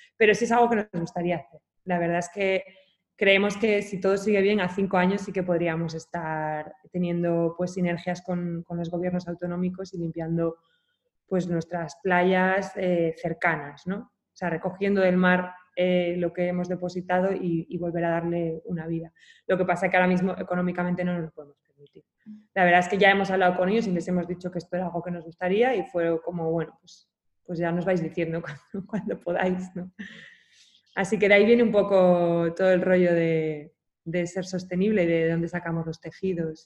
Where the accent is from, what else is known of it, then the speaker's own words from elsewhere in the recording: Asturias, Spain; also born or lived in China; yo soy asturiana